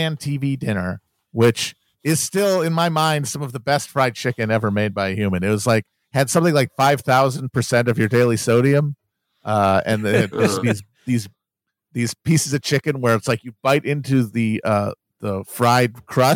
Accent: Wisconsin, United States; I'm from Wisconsin, the dairy state.

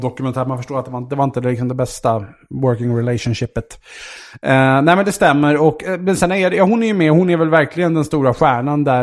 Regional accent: Vaxholm, Stockholm County, Sweden; Jag är ju uppvuxen i, ute i Vaxholm, ute i Stockholms

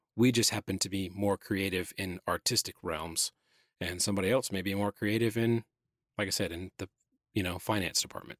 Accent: Atlanta, Georgia, United States; moved away as an adult; now in South Carolina, United States; Born and raised in Atlanta. This is the only other place I've ever lived

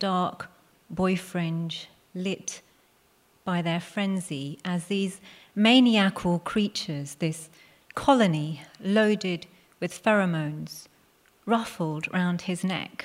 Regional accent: Hounslow, London, United Kingdom; first language Punjabi; English is a second language; I was born in the UK to immigrant parents, Punjabi Sikhs, who arrived at Heathrow, moved 3 miles down the road to Hounslow, and that's where I grew up.

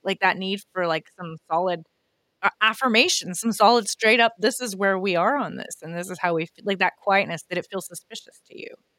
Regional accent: Canada; I'm Canadian

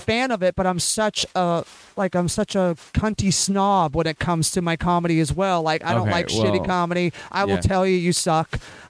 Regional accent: Bay Area, California, United States; because I grew up in the Bay Area.

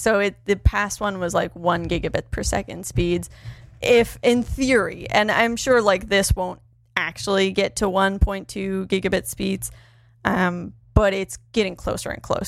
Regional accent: East Coast, Canada; Hey, I probably know you and your family, Jeremy. I'm from the East Coast too.

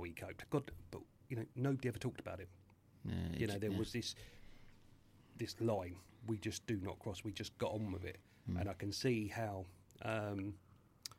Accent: Tunbridge Wells, South East England, United Kingdom; born or raised there; also born or lived in Catford, London

